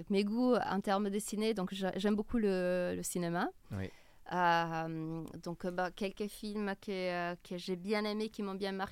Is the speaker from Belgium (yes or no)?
no; Milan, Lombardy, Italy; French is a second language; moved away as an adult; now in Paris, France; Puis je suis originaire de Milan.